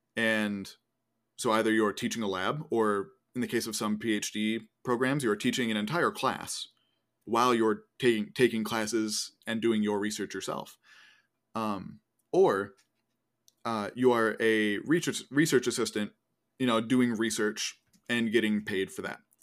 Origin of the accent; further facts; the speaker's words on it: Northeast, United States; moved away; I'm from the Northeast